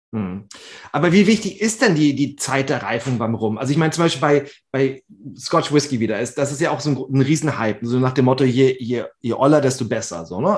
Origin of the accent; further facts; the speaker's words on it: Flensburg, Schleswig-Holstein, Germany; ich komme aus Schleswig-Holstein, Flensburg, eine alte Rumstadt